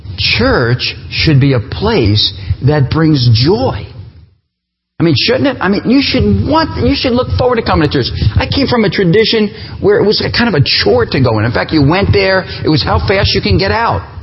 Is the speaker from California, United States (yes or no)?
no; New Jersey, United States; moved away as an adult; now in Appleton, United States; I'm from New Jersey. You'll pick up that accent at some point.